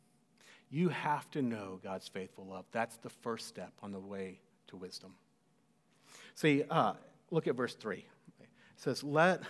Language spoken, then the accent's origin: English; Cedar Park, Texas, United States; also born or lived in College Station, Texas; the house that I grew up in Cedar Park